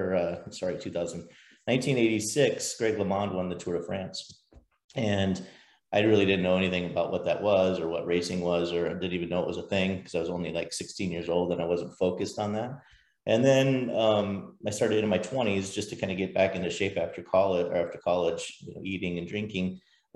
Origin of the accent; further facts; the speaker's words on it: Scottsdale, Arizona, United States; growing up in Scottsdale as a kid